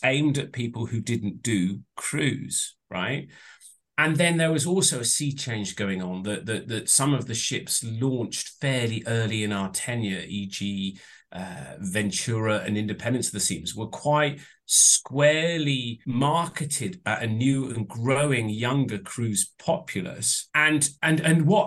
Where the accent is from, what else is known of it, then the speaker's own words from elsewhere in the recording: Southampton, South East England, United Kingdom; moved away; I was actually from Southampton